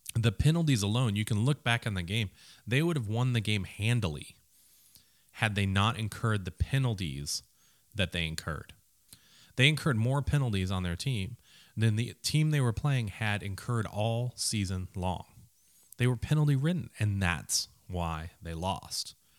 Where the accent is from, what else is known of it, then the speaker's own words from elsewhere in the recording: Minneapolis, Minnesota, United States; I grew up in a city that didn't really think about college sports much.